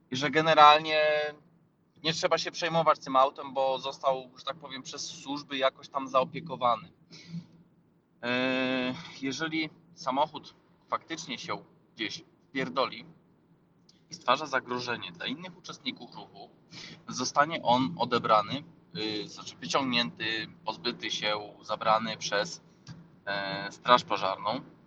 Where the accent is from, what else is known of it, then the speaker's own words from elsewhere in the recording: Rzeszów, Subcarpathian Voivodeship, Poland; my z Rzeszowa